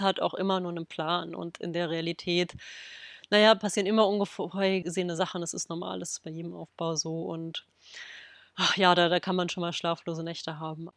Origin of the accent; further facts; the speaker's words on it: Berlin, Germany; in Berlin, quasi in meiner Heimatstadt